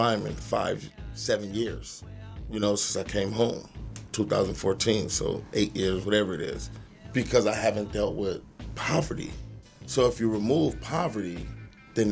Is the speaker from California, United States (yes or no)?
yes; Los Angeles, California, United States; I'm from Watts. I'm from the projects